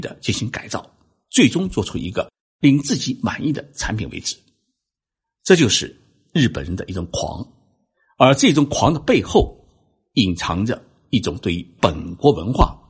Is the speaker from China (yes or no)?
yes; China; now in Japan; 我们中国人总体来讲是比较崇尚欧美文化的